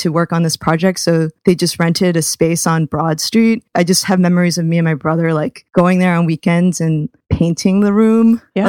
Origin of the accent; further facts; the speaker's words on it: Providence, Rhode Island, United States; Sean Ravi and I have this comparison of like both growing up in Providence.